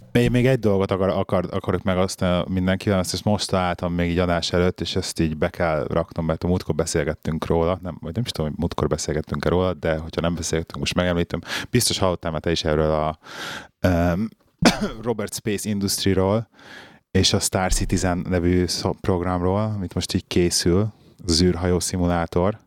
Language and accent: Hungarian; Budapest, Hungary; moved away as an adult; also born or lived in London; now in Birmingham, United Kingdom; én pesti gyerek vagyok, ott nőttem fel Pesten, 6. kerületbe, belvárosba, 21 éves koromig ott laktam